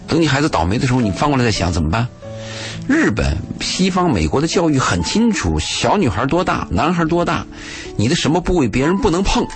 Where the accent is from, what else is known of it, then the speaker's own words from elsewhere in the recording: China; 但是我们中国人这个分餐制啊